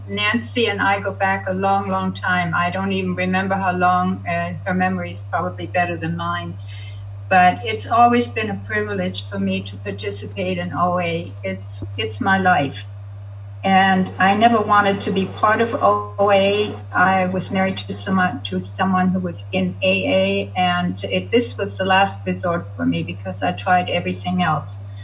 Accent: Hamburg, Germany; moved away as an adult; also born or lived in Montreal, Canada; now in California, United States; I grew up in Hamburg, Germany

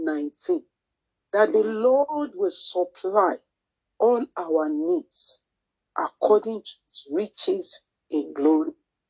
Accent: Nigeria; first language Yoruba; English is a second language; I'm sorry for those who do not speak my native language, which is Yoruba.

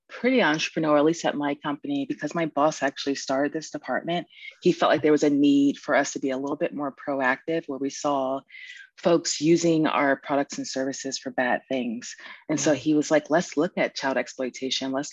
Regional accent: Virginia, United States; born there; I was born in Virginia. Both of my parents were in the military.

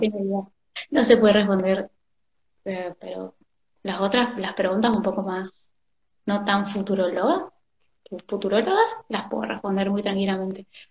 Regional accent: Argentina; somos argentinos

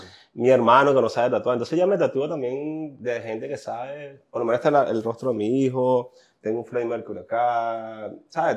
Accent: Puerto Cabello, Carabobo, Venezuela; now in New York, United States; Es el primer día que salí de Puerto Cabello

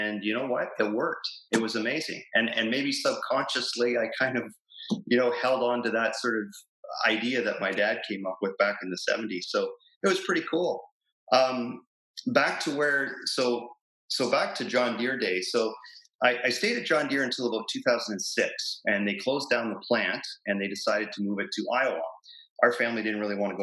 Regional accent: Plattsville, Ontario, Canada; also born or lived in New Hamburg; I grew up in a little town called Plattsville, which is a small little agricultural town just outside of Kitchener-Waterloo

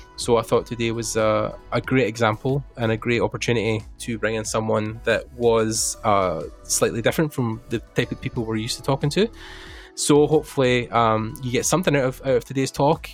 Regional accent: Ireland; we're both Irish

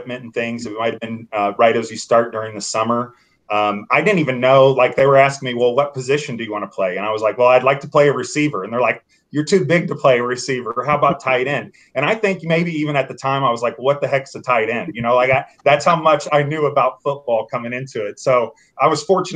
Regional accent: Franklin, Indiana, United States; moved away as an adult; now in Indianapolis, United States; I moved to Franklin, went to Northwood, enjoyed my time in growing up in Franklin.

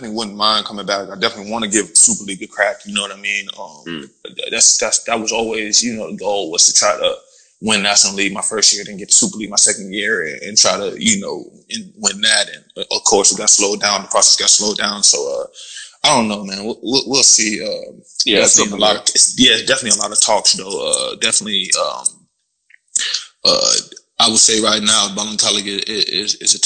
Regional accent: Florida, United States; moved away as an adult; also born or lived in Cork, Ireland; I'm from Florida, bro, so I'm used to just heat, plain heat

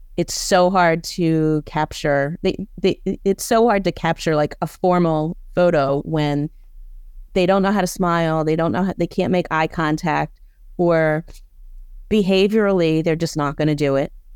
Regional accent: Baltimore, Maryland, United States; moved away as an adult; also born or lived in Boston; I'm from Baltimore, went back to Baltimore

